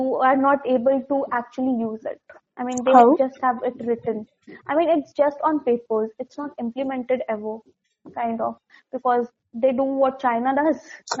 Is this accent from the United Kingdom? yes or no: no; India; I'm an Indian